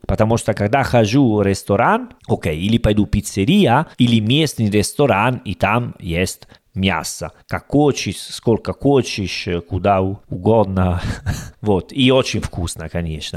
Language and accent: Russian; Italy; Russian is a second language; now in Uzbekistan; я итальянец